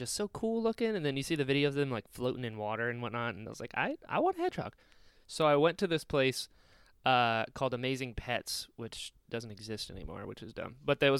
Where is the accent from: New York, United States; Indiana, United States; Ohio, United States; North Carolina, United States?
North Carolina, United States; Outer Banks; Because in North Carolina, I'm from the Outer Banks